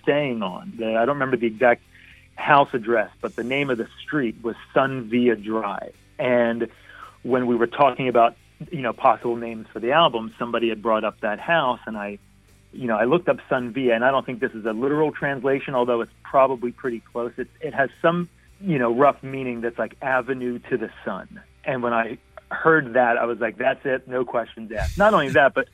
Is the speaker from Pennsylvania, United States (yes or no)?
yes; Philadelphia, Pennsylvania, United States; moved away as an adult; also born or lived in California; I'm from Philadelphia, I married a California girl and ended up living in California on and off for a number of years